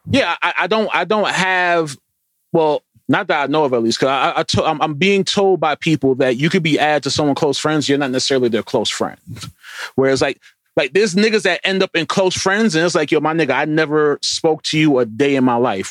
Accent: New York, United States; we're, we're from New York

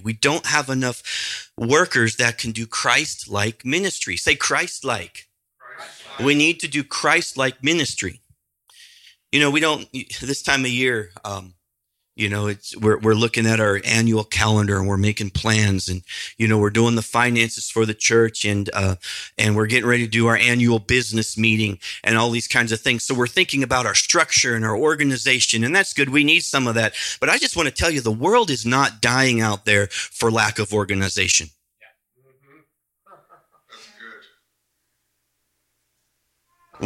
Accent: Nebraska, United States; I grew up in Nebraska

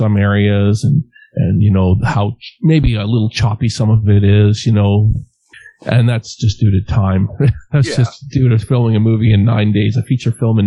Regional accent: Western Canada, Canada; I'm from Western Canada

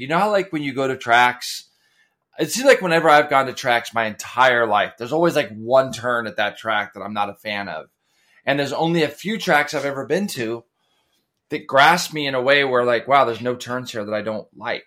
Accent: Goleta, California, United States; now in Ventura, United States; growing up in Goleta and up by Santa Barbara

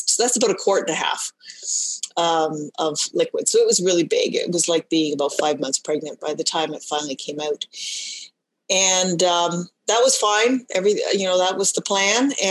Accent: Canada; also born or lived in Ontario; practiced as a dietitian for um, all of my career um, in Ontario. I'm Canadian.

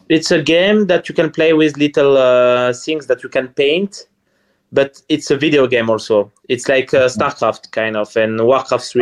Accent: near Strasbourg, Grand Est, France; English is a second language; moved away as an adult; also born or lived in Paris, France / Sardinia, Italy; now in Malta; I'm from France, next to Strasbourg, next to Germany, in the border with Germany.

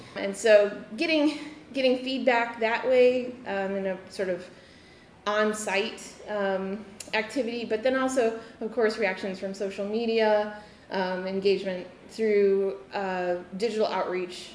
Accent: Midwest, United States; I grew up in the Midwest myself

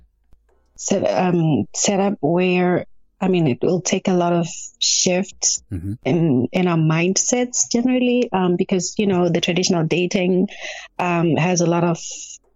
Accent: Zimbabwe; also born or lived in Washington State, United States; now in Washington, United States; I'm an African girl from an African village somewhere, and I'm a duchess there

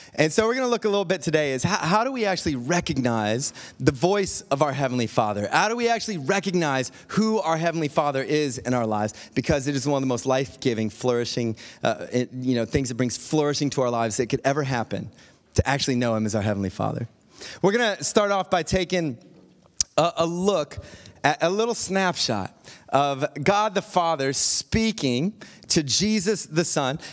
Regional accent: Akron, Ohio, United States; moved away as an adult; also born or lived in Tallmadge, Ohio / Indiana / New York / Perth, Australia; "Are you from Akron, Ohio?" That's where I was born.

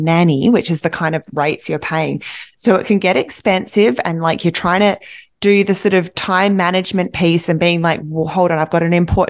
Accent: Australia; now in Vancouver, Canada; I'm Australian

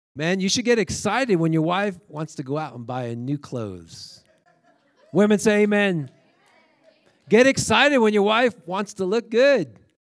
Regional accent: New York, United States; I grew up in New York

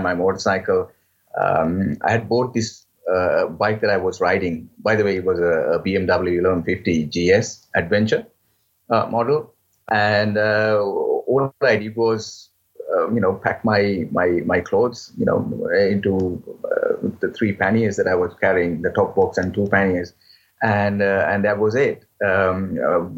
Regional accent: Sri Lanka; moved away as an adult; now in Switzerland; born in Sri Lanka and raised in Sri Lanka, but later on I moved to Switzerland. I've been living in Switzerland for now 16 years

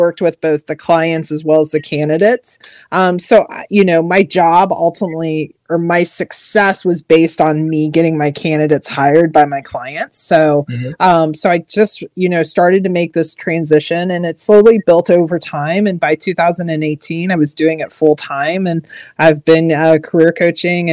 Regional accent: Missouri, United States; moved away as an adult; now in Maryland, United States; I'm actually originally from Missouri, but I've lived out here on the East Coast of Maryland for over 20 years now

